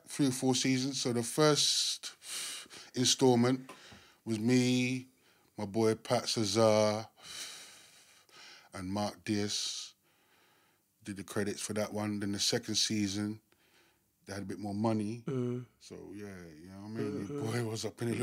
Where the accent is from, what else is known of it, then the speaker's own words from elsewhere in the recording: London, United Kingdom; also born or lived in Willesden, London; I'm originally from Wembley, Chalkhill Estate. I was born in Willesden, Melrose Avenue, 169